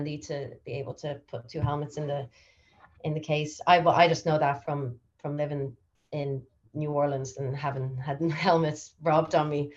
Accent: Ireland; moved away as an adult; also born or lived in United States; now that I've returned home from America, and I was just in America for 6 years

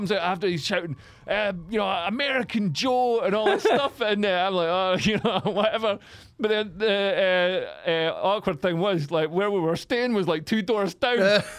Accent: Scotland, United Kingdom; I'm Scottish and I'm cheap.

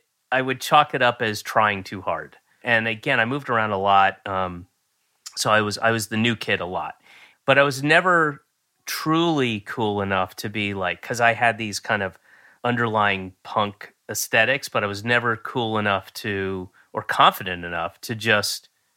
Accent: Roswell, Georgia, United States; also born or lived in Florida / Connecticut / New York; I was born in Georgia, and then I moved to Florida and lived there, and then I lived in a bunch of places in Connecticut and New York, and then moved back to Georgia, in Roswell, Georgia, when I was 9.

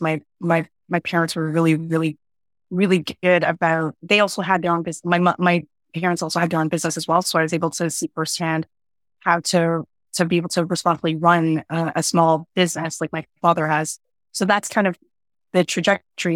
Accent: Toronto, Ontario, Canada; I grew up in an area, um, a suburb called Scarborough, which is an inner suburb in Toronto

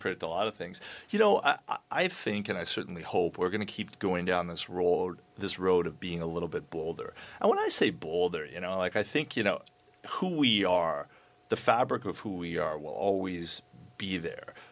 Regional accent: Canada; we're Canadian

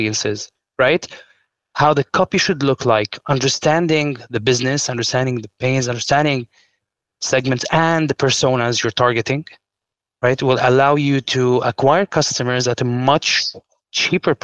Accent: Lebanon; I'm from Lebanon

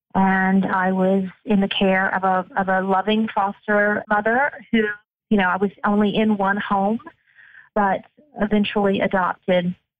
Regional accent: United Kingdom; moved away; I was born in the United Kingdom

